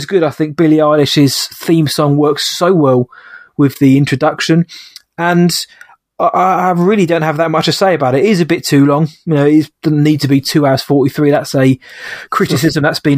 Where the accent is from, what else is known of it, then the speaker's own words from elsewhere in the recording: United Kingdom; I'm a Brit